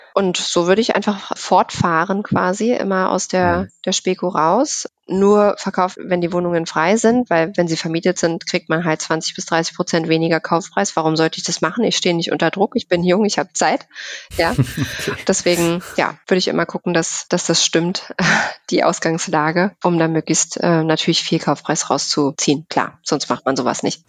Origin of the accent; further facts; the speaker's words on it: Berlin, Germany; Ich bin in Berlin geboren tatsächlich